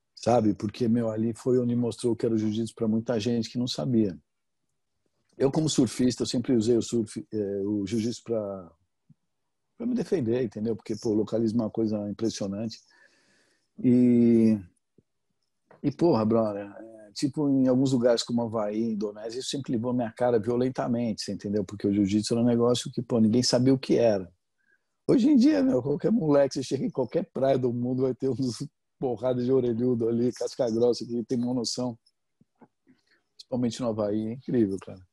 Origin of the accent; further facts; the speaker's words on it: Brazil; moved away; eu sou brasileiro, mas sou mal grosso